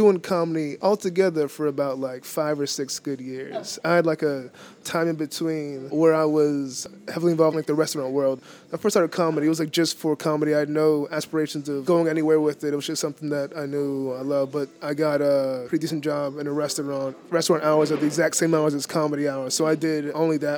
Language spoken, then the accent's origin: English; Boston, Massachusetts, United States; I am born and raised in Dorchester